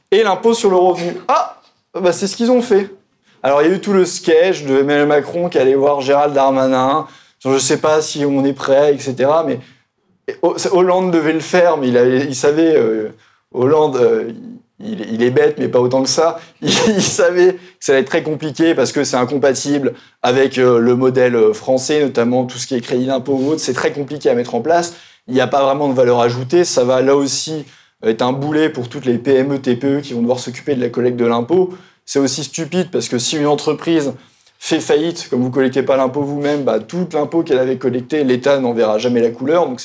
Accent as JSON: {"language": "French", "region": "Bourgogne-Franche-Comté", "country": "France", "said": "Et vous savez, on dit souvent, je viens de Bourgogne, je ne vais pas non plus jeter la pierre"}